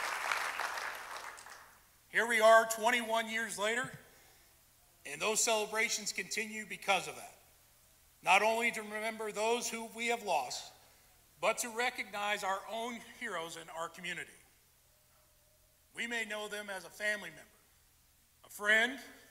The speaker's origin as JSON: {"language": "English", "town": "Vandalia", "region": "Illinois", "country": "United States", "tie": "born or raised there", "said": "I am from Vandalia, was raised there, went to school there"}